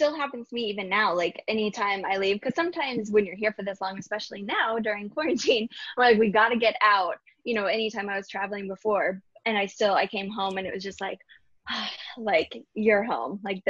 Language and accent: English; Garland, Texas, United States; moved away as an adult; now in New York, United States; Yeah, so I grew up in Dallas, Texas, or really Garland, which is a suburb of Dallas